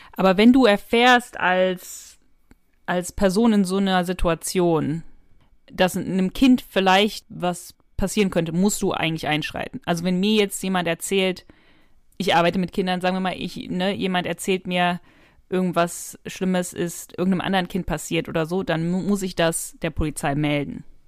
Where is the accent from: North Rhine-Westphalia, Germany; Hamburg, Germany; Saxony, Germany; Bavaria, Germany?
North Rhine-Westphalia, Germany; Ich komme ja aus Nordrhein-Westfalen